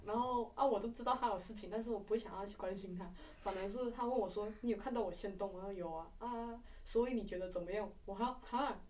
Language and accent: Chinese; Malaysia; now in Taiwan; 我们是马来西亚人